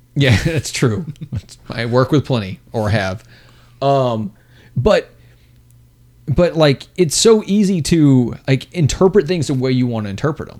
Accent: Texas, United States; we're both from Texas

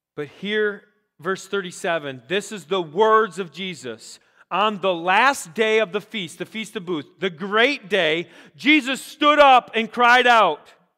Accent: Rochester, Minnesota, United States; also born or lived in Iowa; I'm like, Rochester, Minnesota

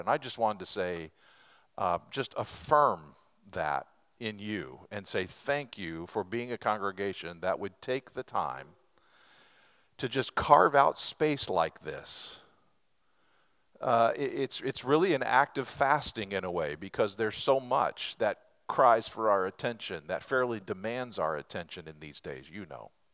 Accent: Lebanon, Oregon, United States; moved away; Starla and I grew up in Western Oregon in a little sawmill town there called Lebanon, Oregon

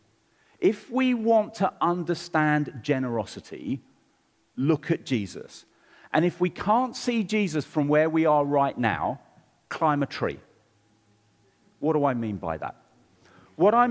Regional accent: London, United Kingdom; I grew up in Southeast London, and I've got one sister

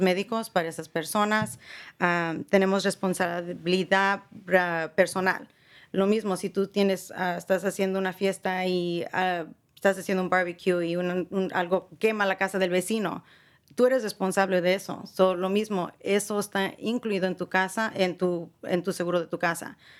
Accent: San Rafael, California, United States; yo también aquí me creí, crecí en San Rafael

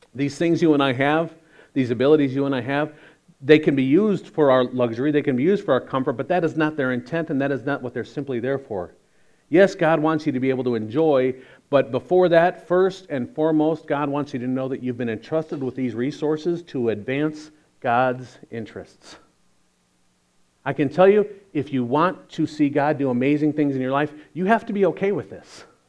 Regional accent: Chicago, Illinois, United States; we're from Chicago

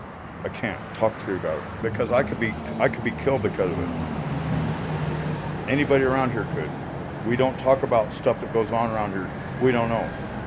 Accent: Tonopah, Nevada, United States; I'm from Tonopah, Nevada. I graduated high school here in 1980.

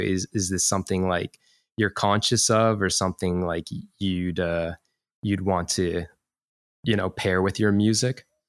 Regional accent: Canada; now in Chiba, Japan; I'm from Canada

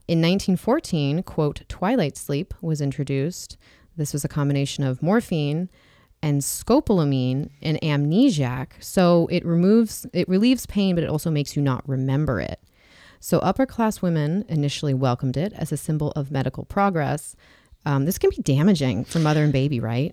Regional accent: Kansas, United States; I was born in a hospital in Kansas

